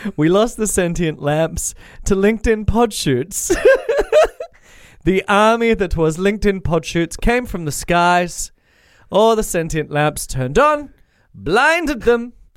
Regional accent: Australia; I'm Australian and my inflections always go up

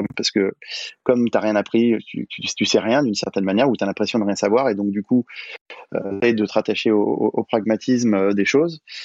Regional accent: Paris, Île-de-France, France; je suis parisien, je toujours habité à Paris

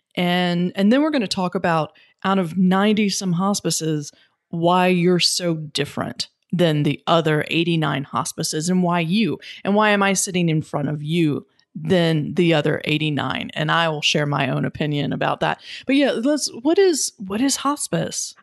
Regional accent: North Carolina, United States; my home state of North Carolina

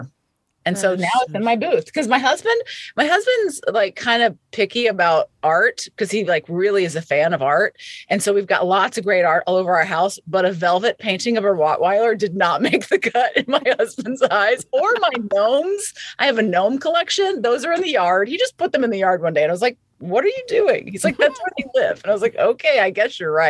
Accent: Lilburn, Georgia, United States; I'm from Atlanta. Like I grew up in a place called Lilburn, which is a suburb of Atlanta

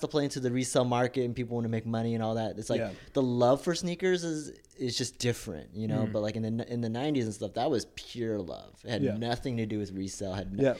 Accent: Texas, United States; I grew up in Texas, yep.

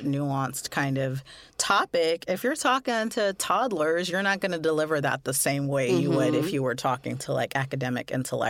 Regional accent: Canada; now in London, United Kingdom; I'm a Canadian currently living in London, UK.

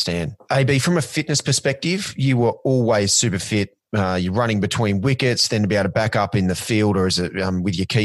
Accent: Australia; growing up in Australia

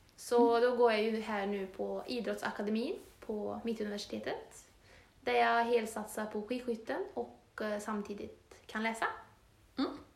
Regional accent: Torsby, Värmland, Sweden; moved away as an adult; now in Östersund, Sweden; våra första tjugo år bodde vi ju i Torsby

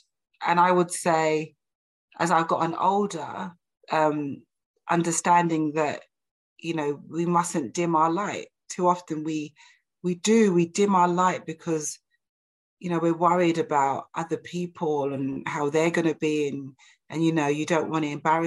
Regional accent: London, United Kingdom; I'm like from East London

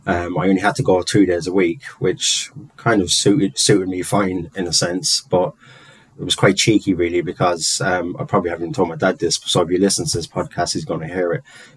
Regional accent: London, United Kingdom; being Irish and growing up in London, where the kind of height of the troubles and things were kicking off. So just putting up with a lot of prejudice for being Irish, really from a very young age

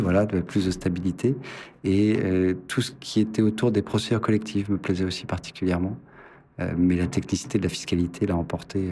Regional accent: Dijon, Bourgogne-Franche-Comté, France; moved away as an adult; now in Paris, France; je suis né à Dijon, donc j'ai commencé mes études de droit à Dijon, fait mes quatre premières années

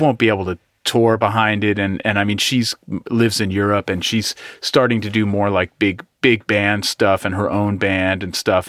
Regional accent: East Bay, California, United States; I'm from the East Bay

